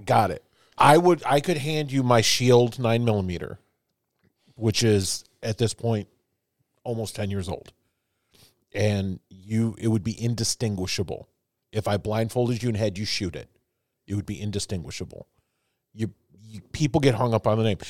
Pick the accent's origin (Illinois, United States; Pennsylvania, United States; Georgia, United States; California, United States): Illinois, United States; Chicago; also born or lived in New York; now in Indiana, United States; I've lived in several, but I'm from Chicago